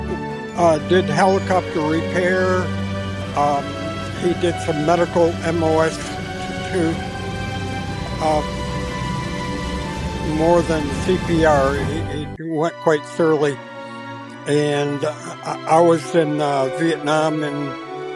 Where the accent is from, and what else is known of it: Pennsylvania, United States